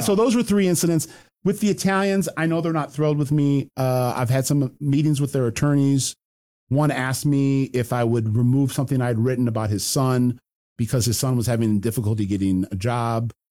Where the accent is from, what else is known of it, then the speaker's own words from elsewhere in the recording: Detroit, Michigan, United States; my hometown